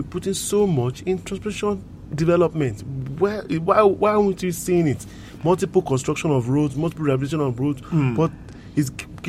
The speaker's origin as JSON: {"language": "English", "region": "Lagos", "country": "Nigeria", "tie": "born or raised there", "said": "I grew up in Lagos. Very close by Tejosho here."}